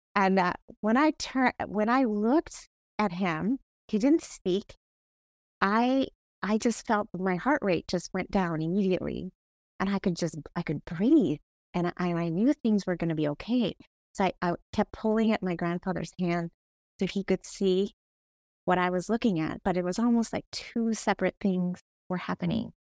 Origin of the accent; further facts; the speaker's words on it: Bangladesh; now in Kent, United States; I was born in Bangladesh